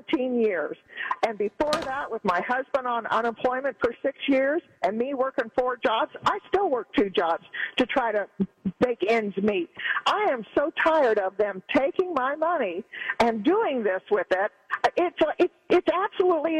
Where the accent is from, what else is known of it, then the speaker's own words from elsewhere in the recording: Xenia, Ohio, United States; I'm originally from Xenia, Greene County